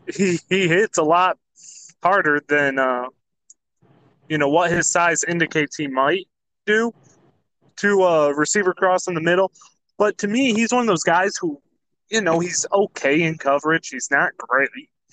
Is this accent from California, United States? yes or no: no; Jackson, Michigan, United States; Jackson's finest representing my hometown.